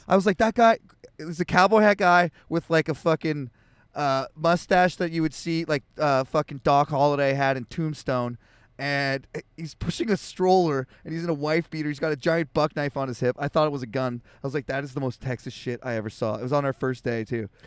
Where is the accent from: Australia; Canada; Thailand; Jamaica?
Canada; I'm Canadian